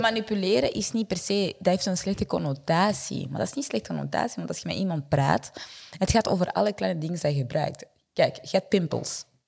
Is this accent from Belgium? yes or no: yes; Vilvoorde, Flanders, Belgium; accent: French; Dutch is a second language; moved away as an adult; also born or lived in Burundi; now in Antwerp, Belgium; ik ben opgegroeid in Vilvoorde.